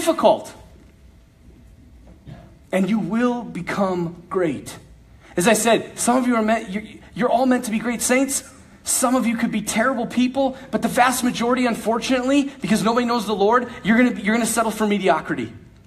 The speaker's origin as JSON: {"language": "English", "town": "Bismarck", "region": "North Dakota", "country": "United States", "said": "Bismarck, North Dakota, where I'm from"}